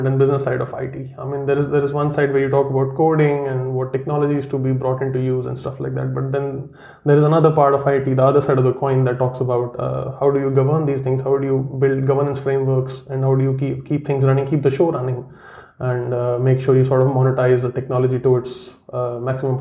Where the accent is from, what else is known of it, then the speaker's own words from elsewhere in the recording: Jammu and Kashmir, India; first language Kashmiri; English is a second language; moved away as an adult; also born or lived in Karnataka / Chennai; now in Melbourne, Australia; when terrorism was at its peak in Kashmir. That's where I'm from, my hometown